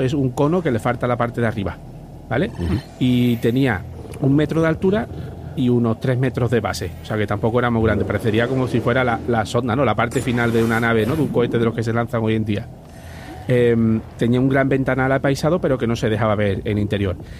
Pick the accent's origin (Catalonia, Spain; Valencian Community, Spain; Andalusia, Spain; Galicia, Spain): Andalusia, Spain; Rociana del Condado; paisano allí de mi pueblo